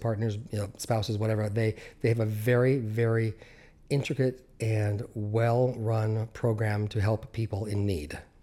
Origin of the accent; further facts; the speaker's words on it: Central Oregon, United States; also born or lived in Southern California; we moved out of Southern California to, uh, Central Oregon